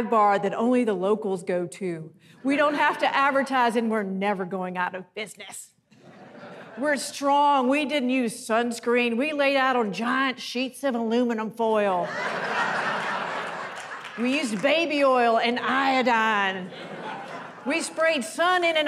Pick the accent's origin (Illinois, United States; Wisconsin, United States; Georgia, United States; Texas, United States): Georgia, United States; Athens; moved away; I am originally from Athens, Georgia